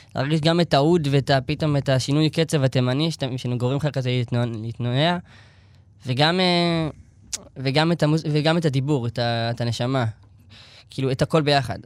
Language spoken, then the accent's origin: Hebrew; Elad, Central District, Israel; also born or lived in Tel Aviv; אני נולדתי בשכונת התקווה בתל אביב. אמ, עברנו, ההורים שלי חזרו בתשובה שהייתי בן איזה שלוש, שלוש וקצת, ואז עברנו לאלעד